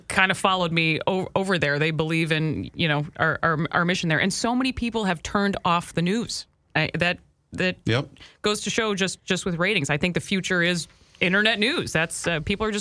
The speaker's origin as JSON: {"language": "English", "region": "Minnesota", "country": "United States", "said": "as a Minnesotan"}